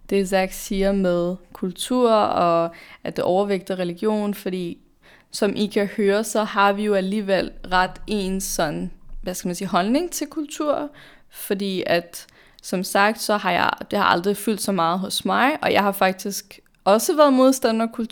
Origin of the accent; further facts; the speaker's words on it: Denmark; vi er født og opvokset i Danmark, de fleste af os.